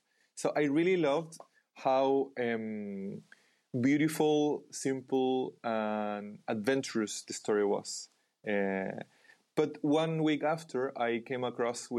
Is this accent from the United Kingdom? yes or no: no; Chile; I was born in Chile